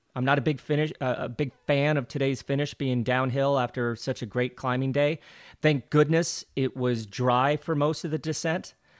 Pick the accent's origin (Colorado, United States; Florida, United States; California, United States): Colorado, United States; Glenwood Springs; moved away; growing up in Glenwood Springs, Colorado was great